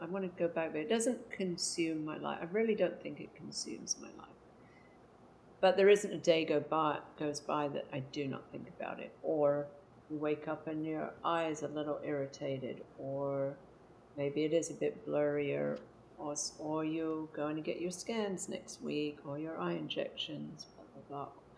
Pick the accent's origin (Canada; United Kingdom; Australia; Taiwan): United Kingdom; England; now in Houston, United States; I'm from England and I have lived in the States for about 36 years, currently residing in Houston, Texas.